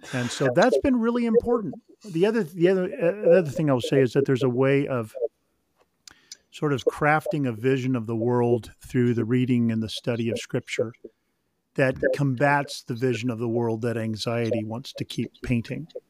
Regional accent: Sacramento, California, United States; also born or lived in Mission Viejo, California; I grew up near the American River in Sacramento

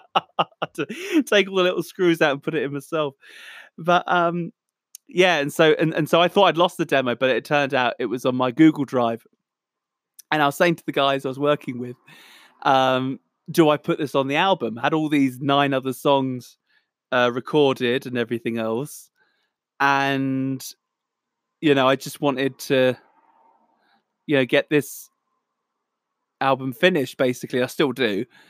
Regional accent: Southampton, South East England, United Kingdom; I'm a musician from Southampton, England, the Solent Delta.

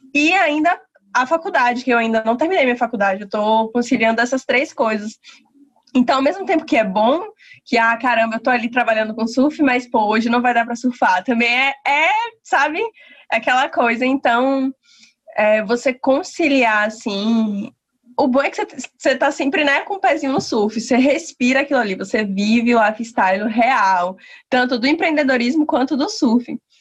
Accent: Lauro de Freitas, Bahia, Brazil; eu sou de Lauro de Freitas, da Bahia

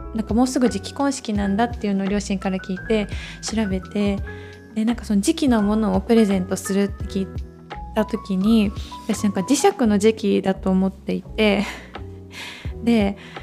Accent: Yokohama, Kanagawa, Japan; moved away as an adult; now in Arita, Japan; 地元横浜から佐賀県有田町へやってきた

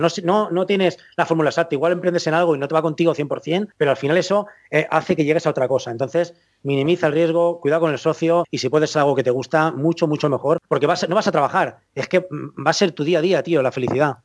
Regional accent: Valencia, Valencian Community, Spain; que soy de Valencia

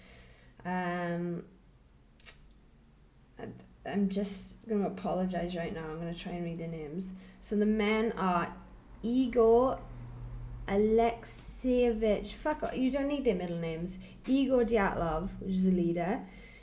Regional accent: Welsh, Wales, United Kingdom; I'm Welsh

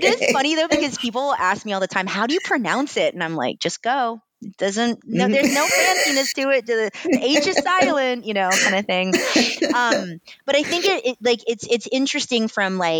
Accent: United States; accent: American; also born or lived in Atlanta, Georgia; being the American cousin. And I would go to Singapore and they would make fun of my American accent

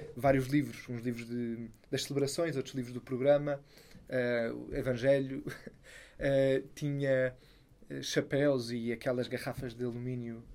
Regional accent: Sintra, Lisbon, Portugal; lá em Sintra, de onde eu sou

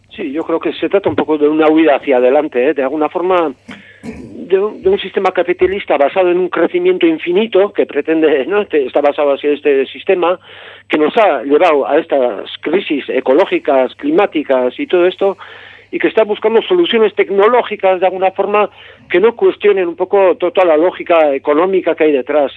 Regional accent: Gipuzkoa, Basque Country, Spain; yo soy de, Guipúzcoa

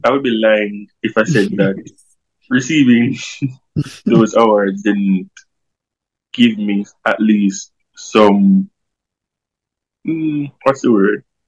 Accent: Kingston, Jamaica; I grew up in Tivoli Gardens

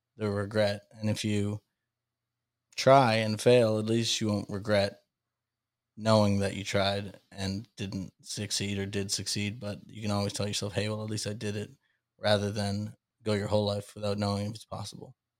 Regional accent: Salem, Massachusetts, United States; I grew up in the Witch City, Salem, Massachusetts

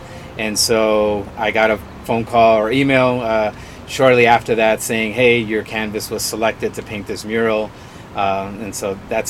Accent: Chicago, Illinois, United States; moved away as an adult; now in Kansas City, United States; I'm an artist, born and raised in Chicago, moved to Kansas City 3 years ago in 2019.

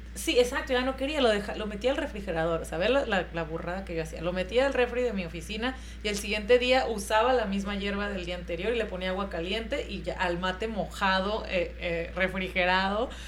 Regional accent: Mexico; yo como mexicana

